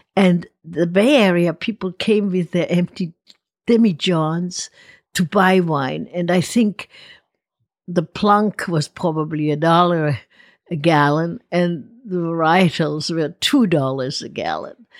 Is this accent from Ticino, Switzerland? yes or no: yes; Lago Maggiore, Ticino, Switzerland; moved away as an adult; also born or lived in Spokane, Washington / Okinawa, Japan / Cincinnati, Ohio / Puerto Rico; now in Napa Valley, United States; I grew up on the Lago Maggiore, which is an Italian part of Switzerland in the Canton Ticino